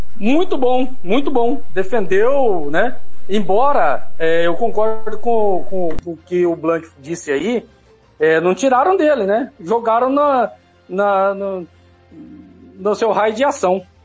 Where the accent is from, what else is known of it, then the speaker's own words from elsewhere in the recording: Brazil; Eu sou brasileiro